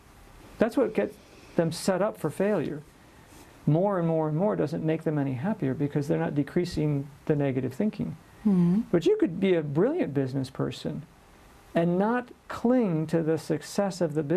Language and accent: English; United States; I come from one part of the Americas. Where? The United States.